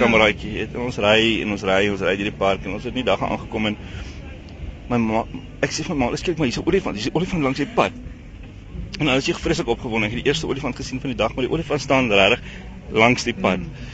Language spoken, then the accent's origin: Afrikaans; Stellenbosch, Western Cape, South Africa; also born or lived in Eastern Transvaal; ek's Kaapenaar, ek kom van Stellenbosch af